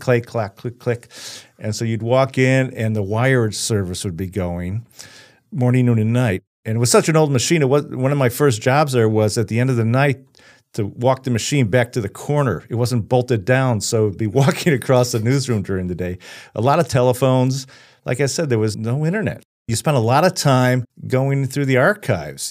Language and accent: English; Chicago, Illinois, United States; moved away as an adult; I'm from Chicago. Very blue collar background